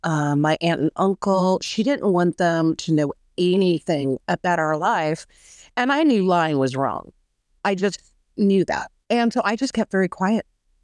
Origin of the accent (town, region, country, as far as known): Orange County, California, United States; born or raised there; now in Texas, United States